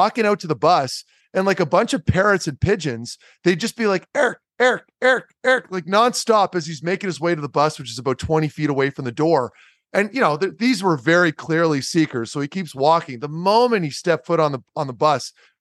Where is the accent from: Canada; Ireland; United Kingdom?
Canada; Ottawa, Ontario; I grew up in Ottawa